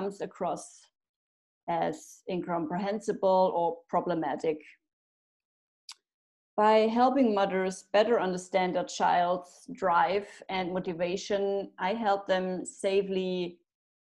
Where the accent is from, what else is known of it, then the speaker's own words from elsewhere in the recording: Germany; moved away as an adult; also born or lived in France; now in Italy; I'm from Germany, but emigrated in 2017